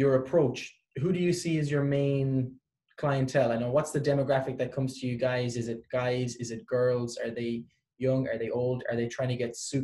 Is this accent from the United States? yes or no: no; Ireland; now in Canada; I come from Ireland